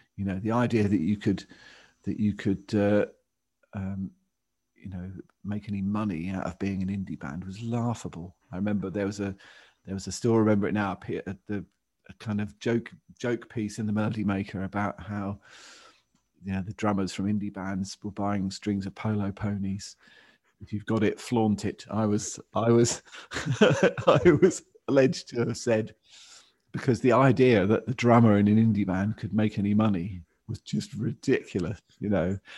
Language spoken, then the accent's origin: English; England, United Kingdom; to have me born in France rather than in England